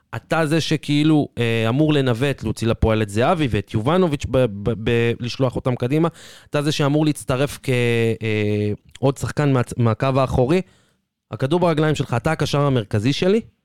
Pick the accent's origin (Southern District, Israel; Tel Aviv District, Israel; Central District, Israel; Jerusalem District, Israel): Central District, Israel; Petah Tikva; כפתח תקוואי במקור